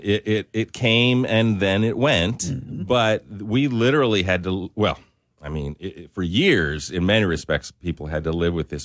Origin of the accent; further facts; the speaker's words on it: Spokane, Washington, United States; now in Lafayette, United States; I'm originally from Spokane, Washington